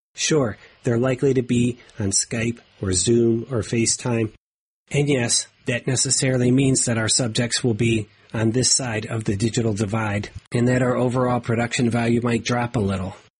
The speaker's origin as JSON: {"language": "English", "region": "Ohio", "country": "United States", "tie": "born or raised there", "said": "my home state of Ohio"}